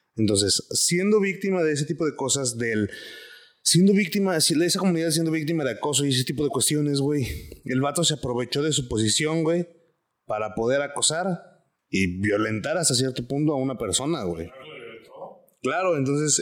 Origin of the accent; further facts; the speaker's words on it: Guadalajara, Jalisco, Mexico; ¿cómo supiste que soy tapatío, güey?